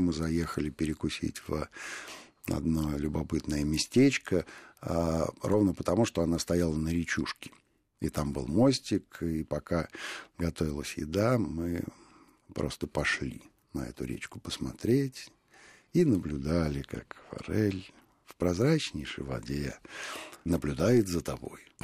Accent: Moscow, Russia; мы, москвичи

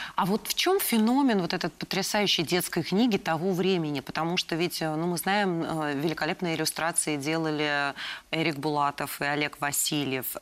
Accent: Moscow, Russia; Я сама э, родилась и выросла в Москве

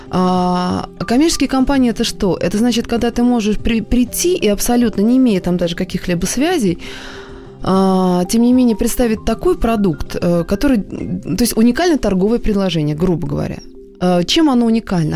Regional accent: Moscow, Russia; я сама москвичка

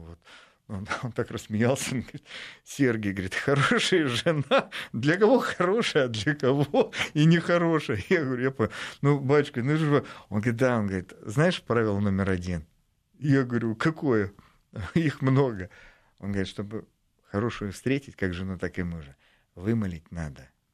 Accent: Russia; я из России

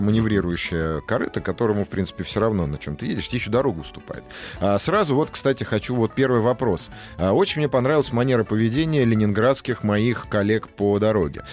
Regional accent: Moscow, Russia; мой московский, мое московское высокомерие

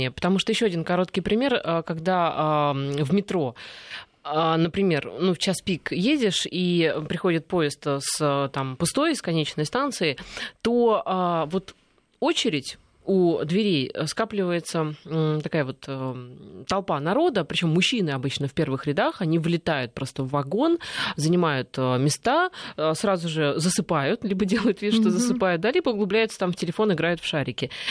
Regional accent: Russia; они, ну то есть мы, российские

